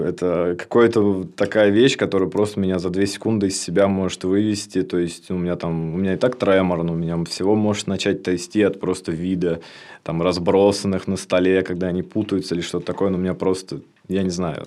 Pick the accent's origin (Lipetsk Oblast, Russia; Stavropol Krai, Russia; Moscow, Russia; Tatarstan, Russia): Lipetsk Oblast, Russia; moved away as an adult; now in Tambov, Russia; Я с Липецкой области